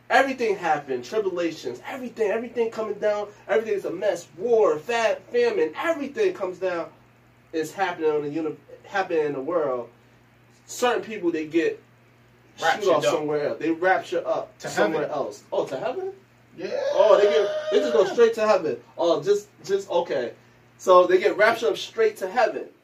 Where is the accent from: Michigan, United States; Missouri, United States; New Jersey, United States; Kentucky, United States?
New Jersey, United States; Newark; growing up in Newark is hard as is, you know, period. growing up in Newark is, um, it's hard, period.